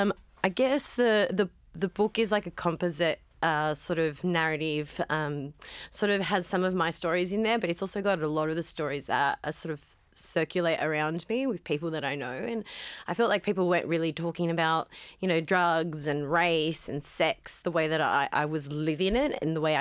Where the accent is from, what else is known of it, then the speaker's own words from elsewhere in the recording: Cabramatta, New South Wales, Australia; I grew up in Cabramatta in the 90s